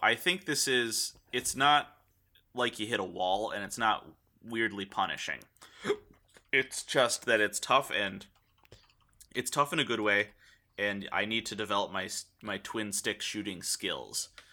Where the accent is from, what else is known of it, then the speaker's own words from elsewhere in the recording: United States; 'cause we're American